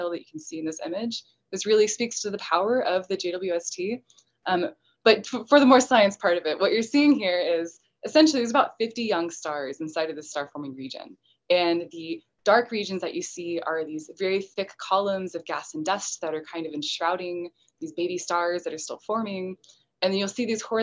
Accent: Texas, United States; I'm from Texas

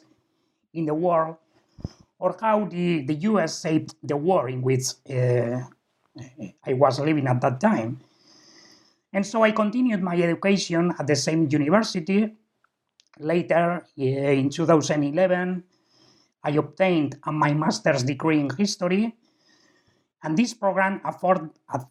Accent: Basque Country, Spain; I was born and raised in the Basque Country, and is where I live now and work now.

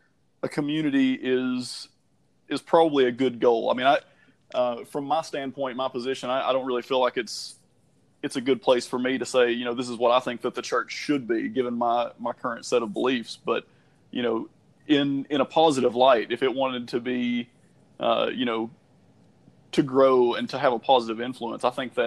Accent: the South, United States; growing up in the South, you know, my family were Baptist, and that's predominant around where I'm at right now.

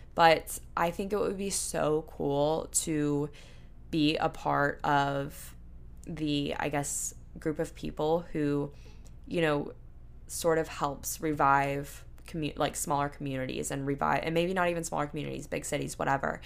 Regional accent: Panama City, Florida, United States; moved away; my hometown in a way, because our downtown area in Panama City, where I'm from, Panama City, Panama City Beach

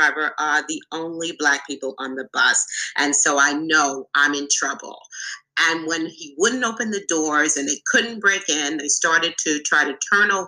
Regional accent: New York City, New York, United States; I'm from the Bronx, New York

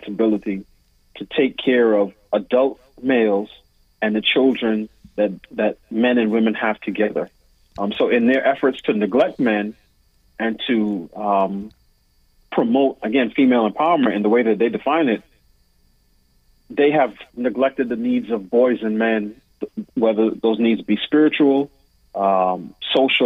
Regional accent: New York City, New York, United States; moved away as an adult; now in Washington, D.C., United States; I was raised in New York City.

